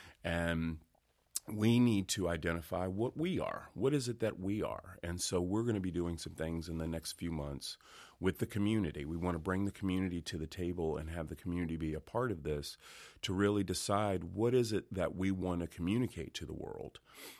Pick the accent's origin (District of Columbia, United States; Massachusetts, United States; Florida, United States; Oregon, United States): District of Columbia, United States; Washington; born there; now in Fayetteville, United States; I was born in Washington, D.C., but I've lived now in North Carolina four times.